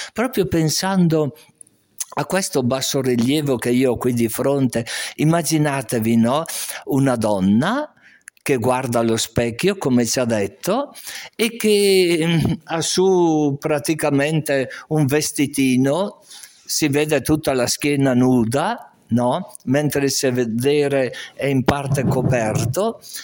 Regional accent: Castenedolo, Lombardy, Italy; io sono originario di Castenedolo

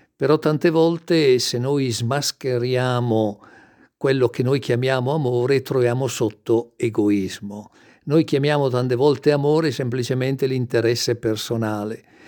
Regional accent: Brescia, Lombardy, Italy; io sono nato e cresciuto a Brescia

